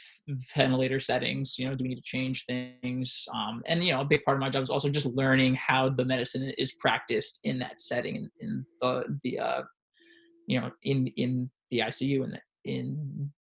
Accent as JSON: {"language": "English", "region": "New York", "country": "United States", "also_born_or_lived": "South Philadelphia / Phoenix", "moved": "yes", "said": "we're both from New York, me and my wife"}